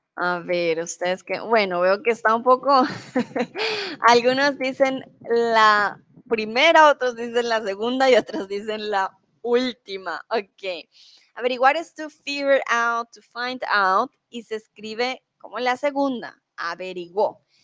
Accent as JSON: {"language": "Spanish", "country": "Colombia", "moved": "yes", "lives_now": "Germany"}